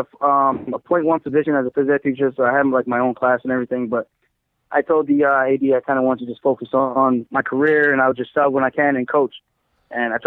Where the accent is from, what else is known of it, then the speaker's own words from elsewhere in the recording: Uniondale, New York, United States; I grew up in Long Island, Uniondale.